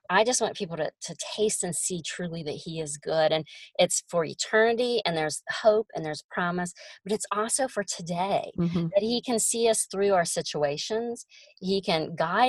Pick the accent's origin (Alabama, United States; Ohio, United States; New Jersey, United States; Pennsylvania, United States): Ohio, United States; moved away as an adult; now in Oklahoma, United States; I'm from Ohio